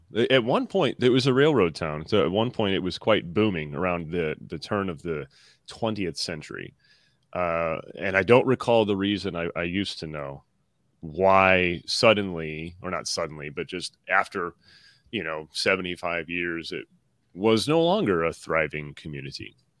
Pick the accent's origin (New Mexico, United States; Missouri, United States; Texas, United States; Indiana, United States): Missouri, United States; Worthington; moved away; also born or lived in Joliet, Illinois; No, I was born in Joliet, Illinois, and grew up there. But then when my folks split up, my mom wanted to get away. Understandable, but I think it was a bad call. But anyway, so we ended up in Worthington, Missouri, population 86.